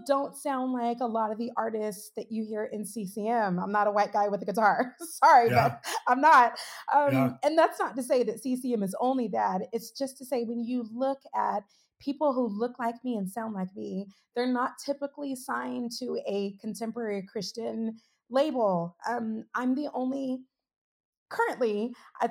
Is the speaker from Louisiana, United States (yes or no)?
no; Sacramento, California, United States; accent: Valley girl; I was raised in Sacramento, California, I know I sound like a Valley girl. I'm from the Valley